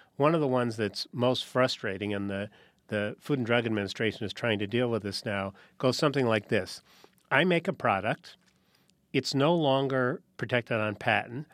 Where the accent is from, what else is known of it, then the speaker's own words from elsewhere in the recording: New Haven, Connecticut, United States; I grew up in New Haven, Connecticut.